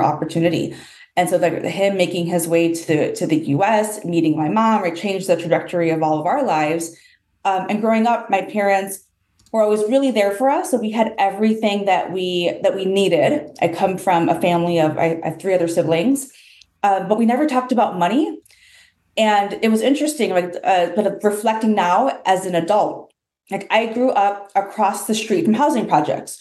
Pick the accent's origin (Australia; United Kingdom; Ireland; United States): United States; Chicago, Illinois; I am born and raised in Chicago